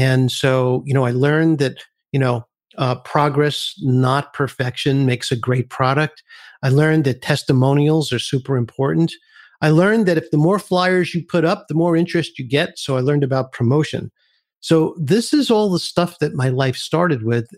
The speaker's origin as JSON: {"language": "English", "town": "New York City", "region": "New York", "country": "United States", "tie": "born or raised there", "said": "I grew up in Brooklyn, New York"}